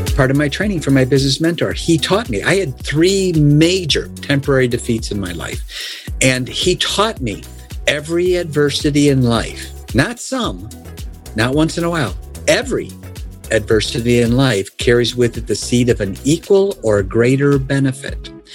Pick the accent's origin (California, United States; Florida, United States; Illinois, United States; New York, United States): Illinois, United States; Oak Brook; I was born and raised in Chicago area. a place called Oak Brook specifically